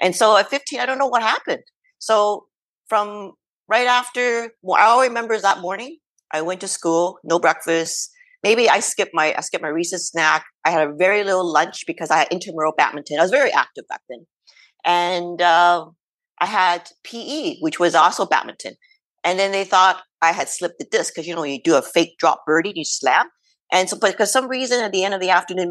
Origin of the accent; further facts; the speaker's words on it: Canada; I'm Chinese Canadian